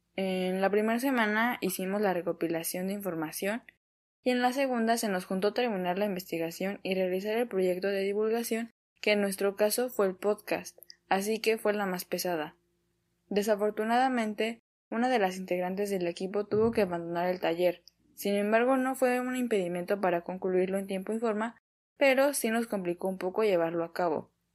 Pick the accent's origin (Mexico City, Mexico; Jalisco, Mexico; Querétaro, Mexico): Mexico City, Mexico; soy de la Ciudad de México